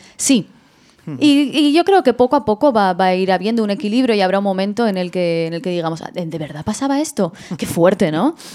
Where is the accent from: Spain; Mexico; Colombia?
Spain; Madrid, Community of Madrid; yo soy de Madrid